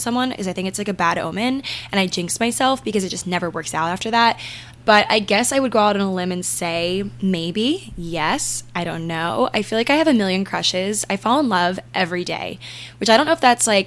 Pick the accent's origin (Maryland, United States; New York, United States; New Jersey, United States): Maryland, United States; I'm from Maryland